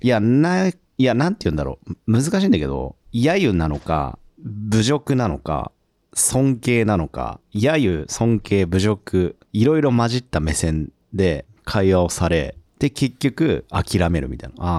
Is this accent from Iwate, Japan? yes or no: no; Tokyo, Japan; 僕らってさ、東京生まれ東京育ちで働いてるとさ